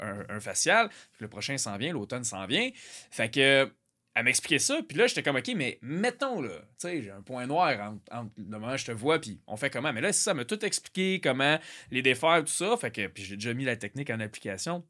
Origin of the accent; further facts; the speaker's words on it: Quebec, Canada; je suis du Québec